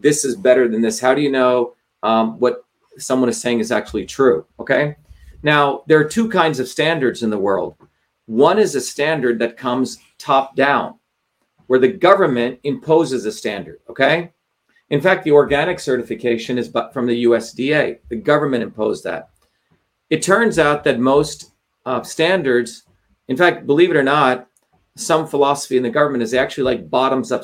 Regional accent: India; moved away; growing up in India

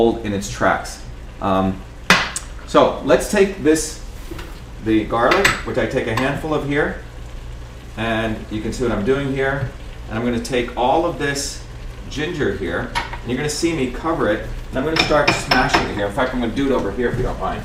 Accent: India; moved away; When I grew up in India

